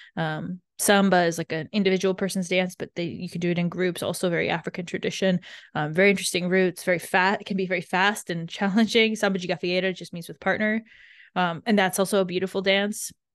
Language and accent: English; Canada; I grew up in Canada